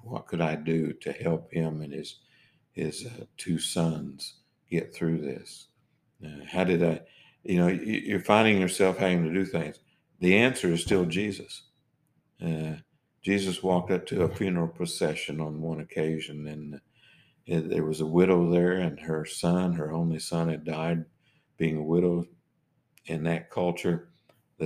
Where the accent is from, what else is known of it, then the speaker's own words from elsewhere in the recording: Oklahoma, United States; moved away as an adult; also born or lived in New England / Newport, Rhode Island; what I grew up with in Oklahoma